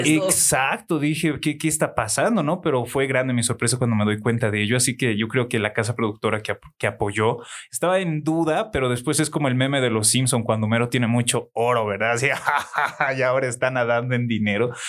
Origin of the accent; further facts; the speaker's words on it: Bolivia; como buen boliviano